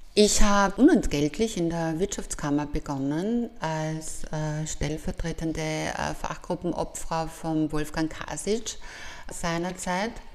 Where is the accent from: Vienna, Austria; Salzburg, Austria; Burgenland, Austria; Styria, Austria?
Styria, Austria; Graz; Ich durfte als Jugendliche am Fuße vom Kalvarienberg aufwachsen